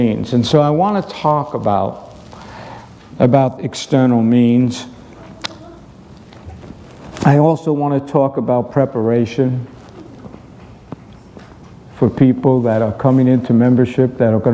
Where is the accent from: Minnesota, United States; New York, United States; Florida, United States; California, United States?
New York, United States; New York City; moved away; growing up in New York City